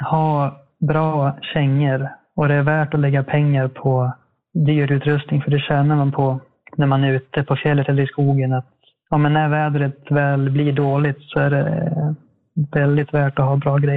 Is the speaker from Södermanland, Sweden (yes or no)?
yes; Eskilstuna, Södermanland, Sweden; moved away as an adult; now in Härnösand, Sweden; jag bor i Härnösand sedan ett år tillbaka ungefär. Jag är ursprungligen från Eskilstuna men flyttade hit under utbildningen till eh, brandman då